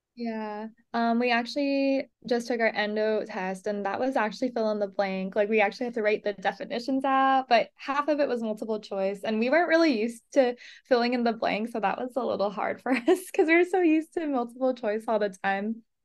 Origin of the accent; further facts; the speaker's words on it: Los Angeles, California, United States; moved away as an adult; now in Mesa, United States; I'm from Los Angeles, California